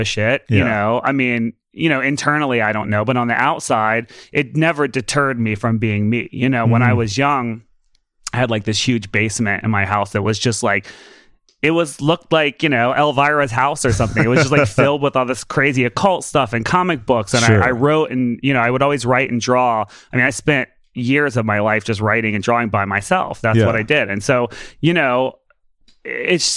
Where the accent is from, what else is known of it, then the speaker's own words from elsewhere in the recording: the South, United States; moved away; I grew up in the South. So my family, it's very like mountain people, like Appalachia kind